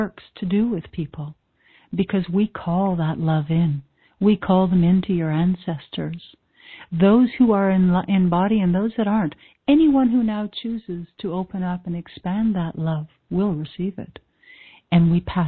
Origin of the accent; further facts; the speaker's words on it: Canada; I'm Canadian